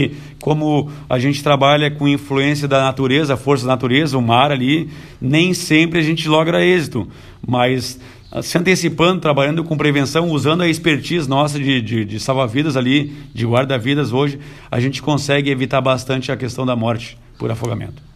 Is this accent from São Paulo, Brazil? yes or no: no; Tramandaí, Rio Grande do Sul, Brazil; moved away as an adult; also born or lived in Santo Antônio da Patrulha; eu sou natural de Tramandaí, nasci lá na Barra, em Tramandaí